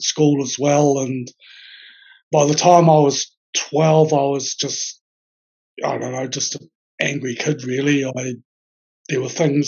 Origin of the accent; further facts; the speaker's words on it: Auckland, New Zealand; moved away as an adult; now in Wellington, New Zealand; I'm originally from Auckland, but I've been living down in Wellington now for over a year or so.